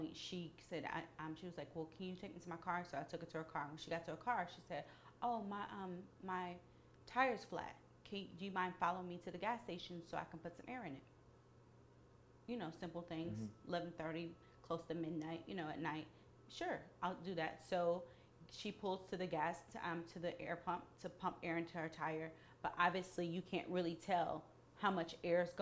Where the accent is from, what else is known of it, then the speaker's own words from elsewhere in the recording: Atlanta, Georgia, United States; I'm from Atlanta